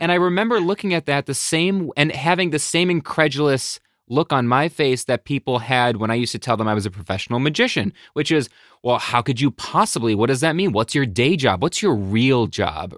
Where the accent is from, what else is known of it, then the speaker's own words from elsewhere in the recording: Buffalo, New York, United States; now in Connecticut, United States; I'm from Buffalo, New York, originally